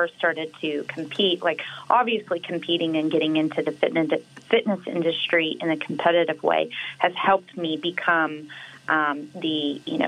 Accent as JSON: {"language": "English", "town": "Waco", "region": "Texas", "country": "United States", "tie": "born or raised there", "also_born_or_lived": "Dallas, Texas", "moved": "as an adult", "said": "whenever I graduated high school, I moved from Waco, Texas to Dallas, Texas"}